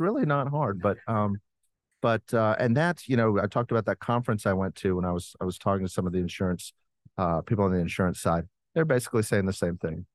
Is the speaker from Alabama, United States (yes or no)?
yes; Alabama, United States; moved away; I'm from Alabama